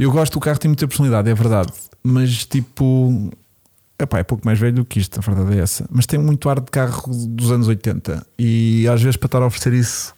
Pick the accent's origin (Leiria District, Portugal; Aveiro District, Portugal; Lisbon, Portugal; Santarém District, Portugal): Lisbon, Portugal; eu sou de Lisboa